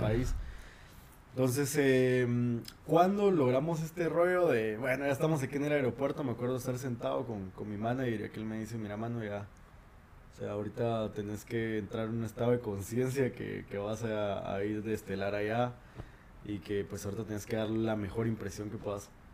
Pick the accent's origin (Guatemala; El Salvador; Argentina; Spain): Guatemala; en mi país tenemos varias residencias